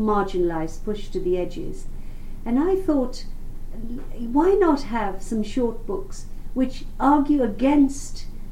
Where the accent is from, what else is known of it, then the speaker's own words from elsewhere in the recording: Uganda; now in London, United Kingdom; growing up in Uganda